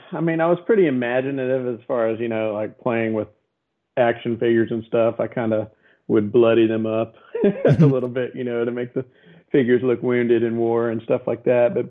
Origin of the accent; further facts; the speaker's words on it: Abilene, Texas, United States; now in Austin, United States; Uh, Abilene, Texas, mostly my dad was military, so we hopped around a little bit when I was young, but he he was retiring by the time I was 12 in Abilene, so you know I'm mostly from Abilene